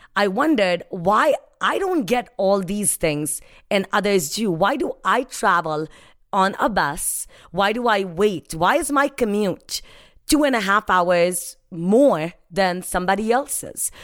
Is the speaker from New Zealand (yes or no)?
no; India; first language Hindi; English is a second language; moved away as an adult; now in United States; I was happy growing up in India